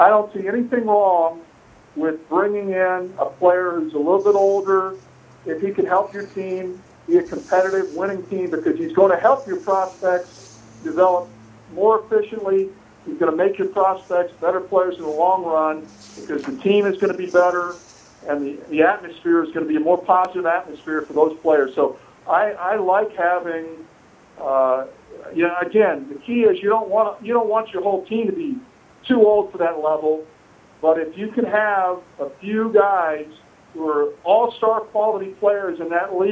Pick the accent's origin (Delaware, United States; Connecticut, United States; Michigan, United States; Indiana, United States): Indiana, United States; Indianapolis; when I was growing up in the Indianapolis area